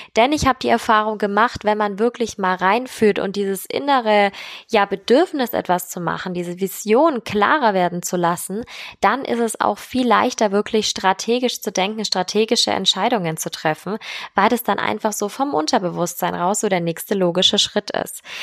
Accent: Germany; Bei uns in Deutschland

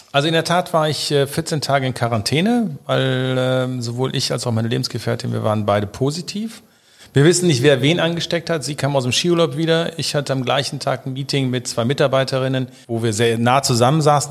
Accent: Rhineland, Germany; bin ich Rheinländer

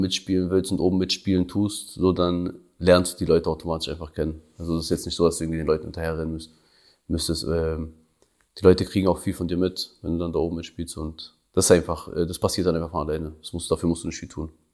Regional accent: Prizren, Prizren District, Kosovo; now in Berlin, Germany; Kosovo ist meine Heimat, so, da komme ich her, so, da, da sind so meine Wurzeln.

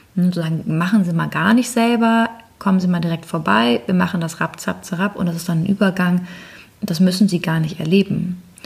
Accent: Northern Germany, Germany; ich bin jetzt als Norddeutsche

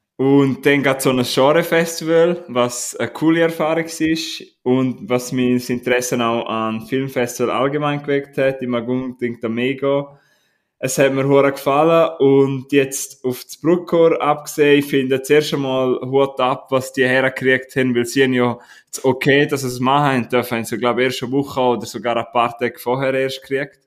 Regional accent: Graubünden, Switzerland; Darf man als Bündner Kopf abtrinken?

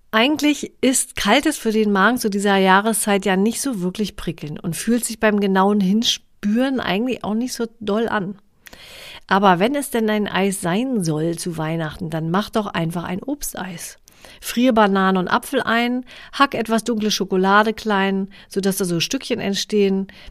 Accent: Mecklenburg-Vorpommern, Germany; Ich komme ja aus, aus Mecklenburg-Vorpommern

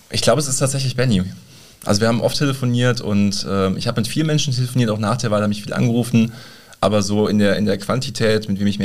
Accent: Boppard, Rhineland-Palatinate, Germany; denn das gesamte Mittelrheintal, also auch mein, mein Heimatdorf umfasst, einen kleinen äh, Ortsteil von Boppard

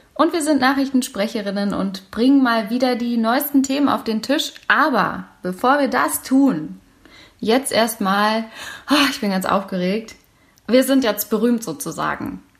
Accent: Berlin, Germany; Meine Heimatstadt

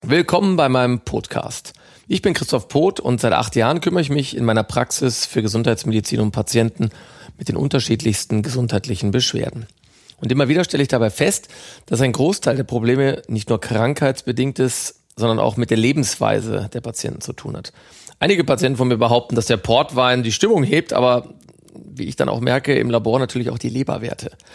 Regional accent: Ruhr area, North Rhine-Westphalia, Germany; Meine Heimat ist das Ruhrgebiet

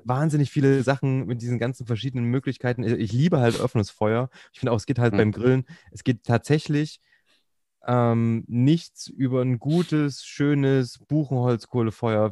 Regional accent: Thuringia, Germany; ich bin halt Thüringer

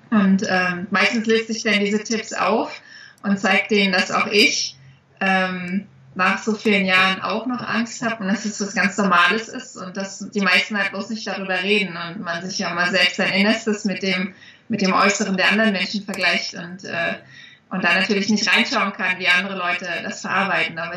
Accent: East Germany, Germany; ich komme ja aus dem Osten und meine Eltern hatten nie die Möglichkeiten, die kannten das nicht anders.

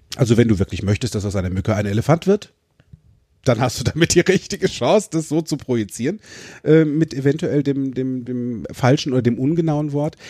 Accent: Limburg an der Lahn, Hesse, Germany; ich bin in Limburg an der Lahn groß geworden

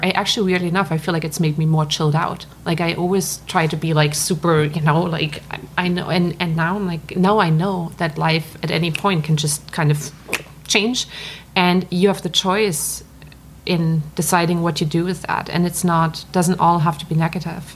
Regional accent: Black Forest, Baden-Württemberg, Germany; accent: German; English is a second language; moved away as an adult; now in United States; I grew up in Germany, which was like the picture book, right? I grew up in the Black Forest

